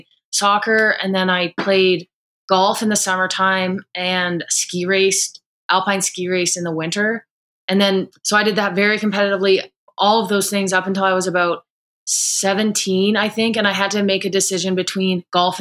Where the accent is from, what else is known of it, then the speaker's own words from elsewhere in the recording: Calgary, Alberta, Canada; I came back to Calgary